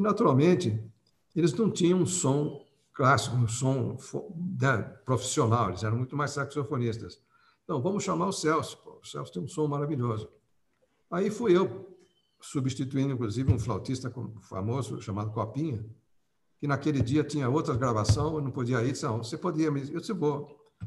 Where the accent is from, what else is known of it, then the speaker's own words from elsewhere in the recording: Piracicaba, São Paulo, Brazil; eu nasci em Piracicaba, né, São Paulo